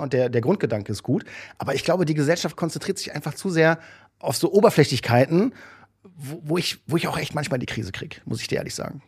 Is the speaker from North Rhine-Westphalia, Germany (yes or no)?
yes; Düsseldorf, North Rhine-Westphalia, Germany; ich komme ja aus Düsseldorf, also da die Ecke Düsseldorf